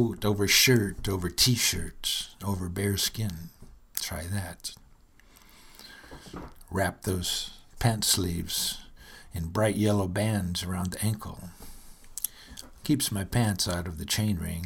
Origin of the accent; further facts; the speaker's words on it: Michigan, United States; I'm from Michigan, where winters are arduous affairs